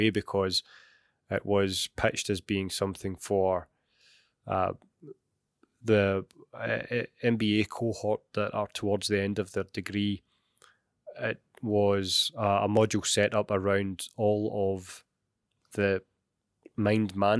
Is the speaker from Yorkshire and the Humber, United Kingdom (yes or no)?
no; Glasgow, Scotland, United Kingdom; I was born and raised in Glasgow, as my dulcet tones will give away